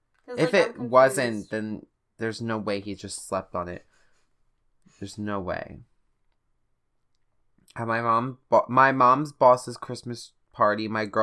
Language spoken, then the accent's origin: English; Russia; The fact that I'm bisexual and from Russia.